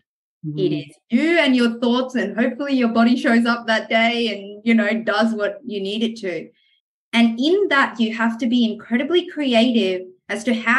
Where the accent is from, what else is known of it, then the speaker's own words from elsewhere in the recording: France; also born or lived in Middle East / America / New Zealand; now in Australia; I grew up in the Middle East and in France and spent some time kind of in America and New Zealand